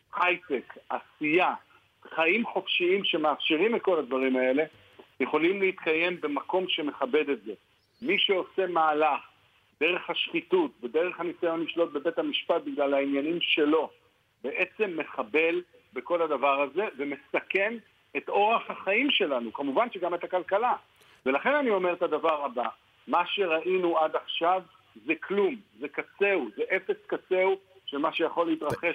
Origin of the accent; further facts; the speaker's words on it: Jerusalem, Jerusalem District, Israel; אני ירושלמי